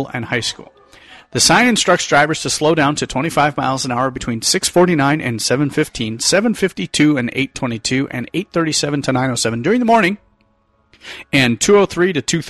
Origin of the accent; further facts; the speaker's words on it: Detroit, Michigan, United States; my hometown.